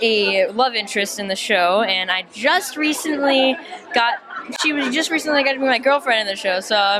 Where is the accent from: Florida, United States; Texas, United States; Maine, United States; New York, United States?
Florida, United States; moved away; I'm going to get to go back to Florida, where I'm originally from.